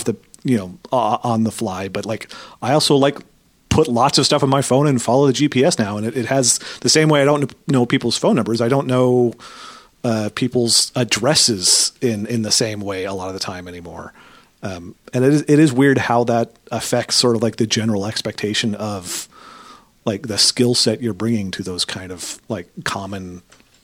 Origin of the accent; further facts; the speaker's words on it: Portland, Oregon, United States; I grew up in Oregon